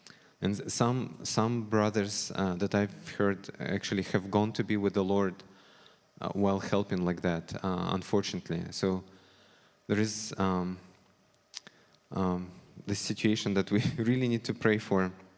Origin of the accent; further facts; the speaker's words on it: Ukraine; born there; moved away; also born or lived in Russia; As some of you know, I moved here with my family 8 years ago from Russia. I was born in Ukraine, however, and two of my grandmothers are Ukrainians.